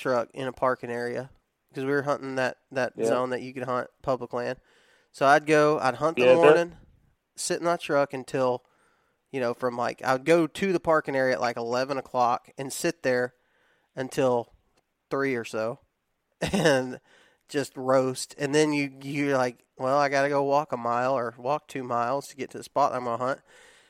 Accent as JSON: {"language": "English", "region": "the South", "country": "United States", "tie": "born or raised there", "said": "that's just the way we were raised in the South."}